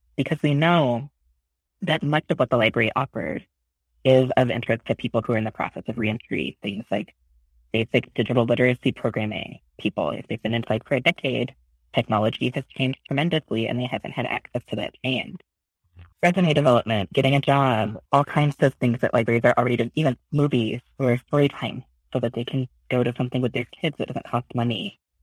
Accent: Oklahoma, United States; moved away as an adult; now in San Francisco, United States; I grew up in Oklahoma

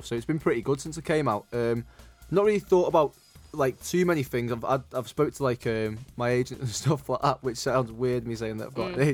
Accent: Liverpool, North West England, United Kingdom; I'm from Liverpool

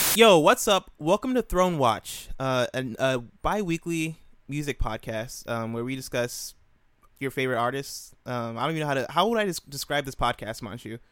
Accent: Illinois, United States; I grew up in Illinois, uh, two hours away from Chicago

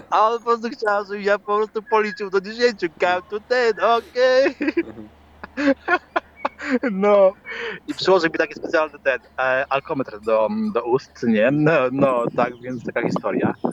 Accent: Poland; accent: Polish mixed with Irish (Dublin); No, i w tej chwili mój akcent, który tutaj się zwieszał, polski akcent z irlandzkim, mhm. no to sprawia, sprawia ludzi w pezeku totalnie.

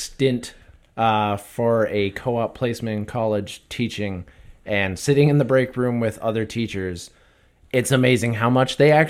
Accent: Canada; We're Canadian.

